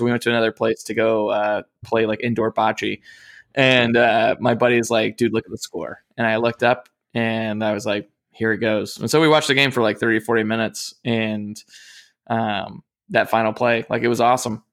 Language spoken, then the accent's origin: English; North Carolina, United States; growing up in North Carolina